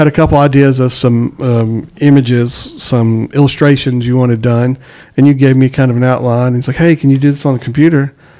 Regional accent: Eglin Air Force Base, Florida, United States; born there; So really, I was too. Where were you born? He said, I was born in Florida. Really? I was too. Which Air Force? I was born in Eglin.

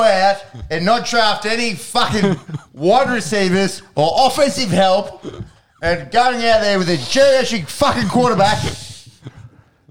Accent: Australia; I'm from Australia

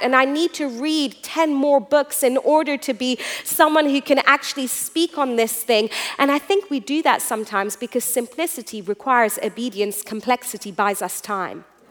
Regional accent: Iran; I'm a third generation preacher, and I was born in Iran

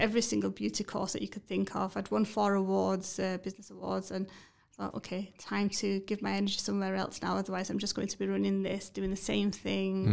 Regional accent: Batley, Yorkshire and the Humber, United Kingdom; I'm from Batley

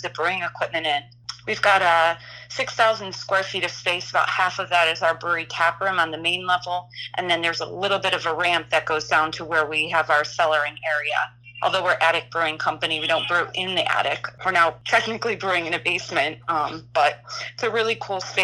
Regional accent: Illinois, United States; now in Philadelphia, United States; I'm originally from Illinois

